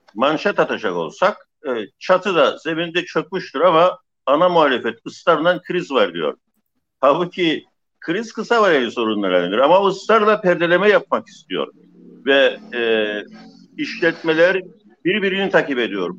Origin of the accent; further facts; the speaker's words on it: Famagusta, Famagusta District, Cyprus; Bir Mausalı olarak